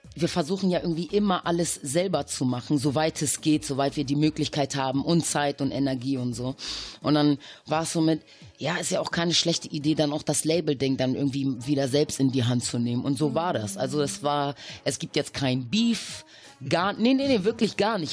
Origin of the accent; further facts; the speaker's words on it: Hamburg, Germany; also born or lived in Caribbean; wir sind aus Hamburg